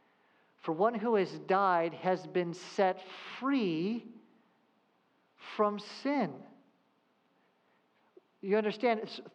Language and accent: English; Southern California, United States; I grew up in Southern California